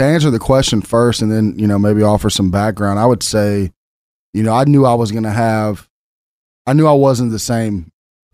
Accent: Memphis, Tennessee, United States; I'm from Memphis, Tennessee, born and raised, the land of blues, barbecue, and Stax Records.

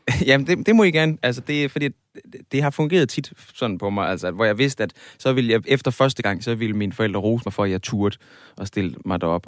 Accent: Aarhus, Central Denmark Region, Denmark; jeg kommer fra Aarhus.

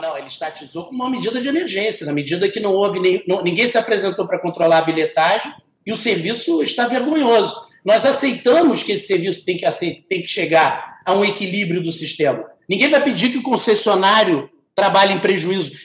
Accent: Brazil; como brasileiro

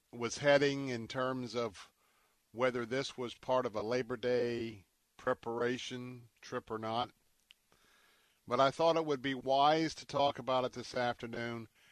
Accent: Tampa, Florida, United States; my hometown in Tampa

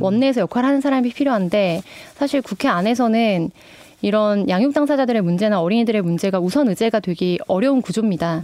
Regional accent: Namwon, North Jeolla, South Korea; 제 고향이 전라북도 남원인데요

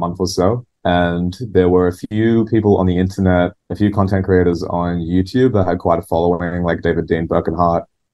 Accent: Newcastle, New South Wales, Australia; my DIY music scene in my hometown, Newcastle.

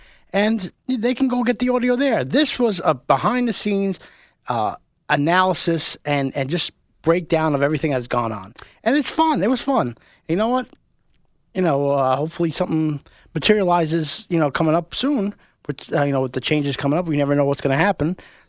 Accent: Levittown, United States; From Levittown.

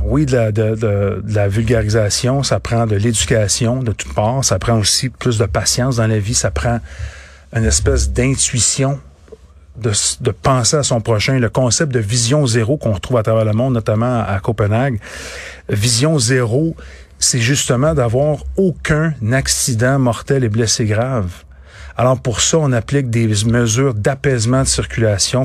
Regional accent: Boucherville, Quebec, Canada; je viens de Boucherville

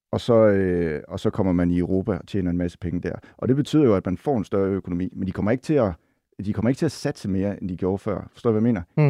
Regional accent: Silkeborg, Central Denmark Region, Denmark; now in Copenhagen, Denmark; jeg kommer fra Silkeborg

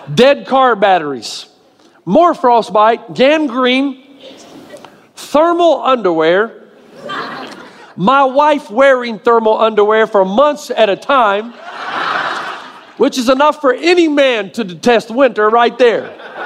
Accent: Tennessee, United States; moved away; I grew up in Tennessee

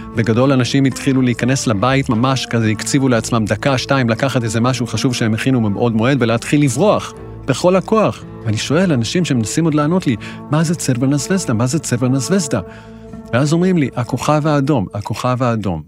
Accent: Israel; אני ישראלי, יהודי

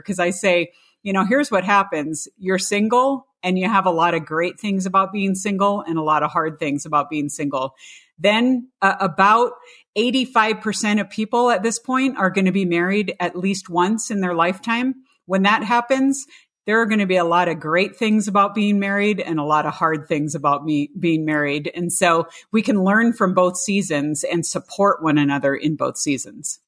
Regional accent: California, United States; growing up in the California public schools

